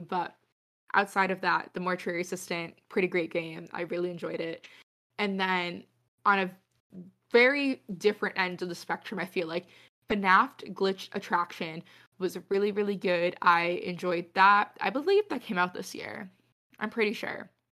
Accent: New England, United States; having spent twenty years living in New England

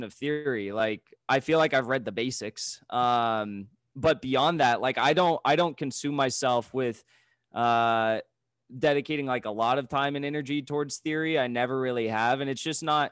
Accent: San Clemente, California, United States; I ran for city council twice in my hometown of San Clemente, California

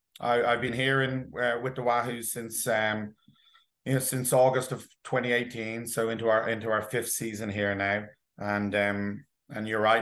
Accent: Dublin, Leinster, Ireland; now in New Jersey, United States; I grew up in Dublin, in Ireland, and I swam in a couple of swim clubs back there

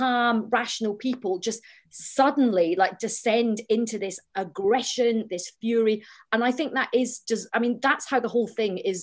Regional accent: Scotland, United Kingdom; I'm Scottish and I'm Indian

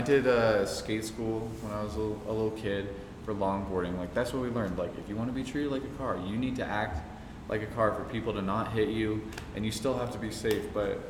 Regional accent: New Mexico, United States; moved away; I grew up in New Mexico and fucking had New Mexican food.

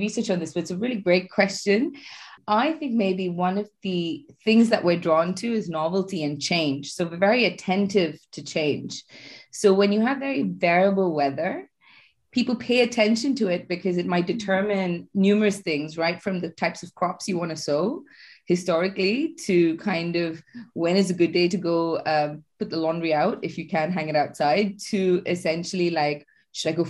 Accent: Chennai, Tamil Nadu, India; moved away as an adult; now in United Kingdom; I first moved here around now nearly 10 years ago from India. I'm used to hot weather. I come from Chennai

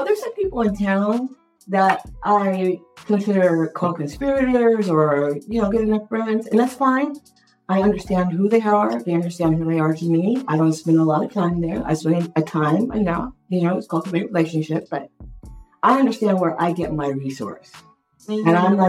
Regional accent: United States; I'm from America.

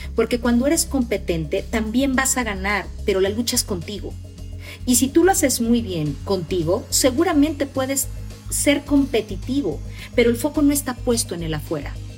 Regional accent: Mexico; Nosotros los mexicanos a veces nos importa más ganar que tener con qué ganar

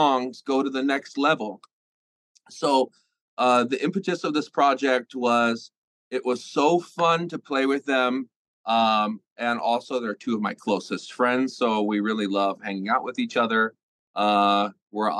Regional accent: United States; as an American

